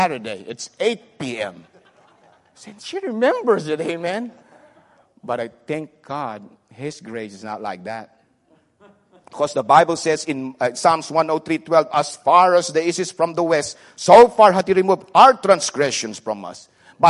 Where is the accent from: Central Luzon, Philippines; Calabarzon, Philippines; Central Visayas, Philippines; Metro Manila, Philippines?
Central Luzon, Philippines; Subic Bay; English is a second language; now in United States; I grew up in Subic Bay